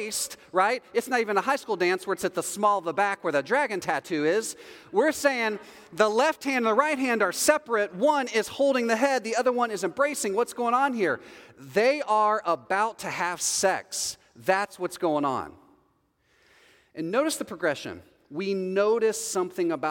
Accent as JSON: {"language": "English", "region": "Texas", "country": "United States", "said": "I'm from Texas"}